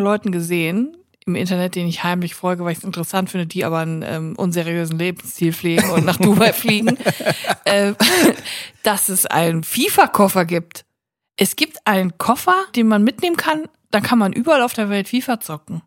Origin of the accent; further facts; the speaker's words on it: Cologne, North Rhine-Westphalia, Germany; Ich bin aber für alle die Kölnerin, weil ich komme ja von hier